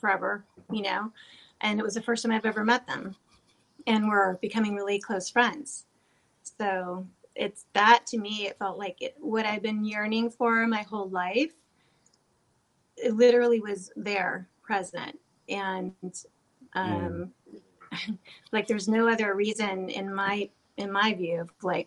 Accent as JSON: {"language": "English", "region": "California", "country": "United States", "tie": "born or raised there", "said": "I grew up in California"}